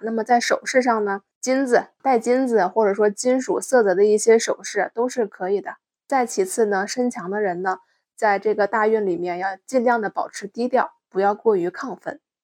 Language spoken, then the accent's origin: Chinese; Northeast China, China; 咱们东北这边有一句话叫“小树不修不指六，人不修理梗就九”